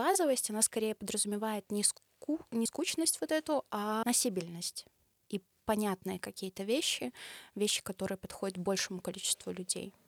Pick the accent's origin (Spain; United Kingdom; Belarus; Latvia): Belarus; я блогер из Беларуси